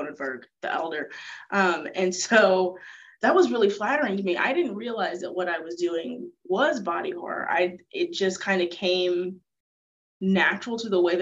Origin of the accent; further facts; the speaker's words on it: United States; I'm in the United States, I'm American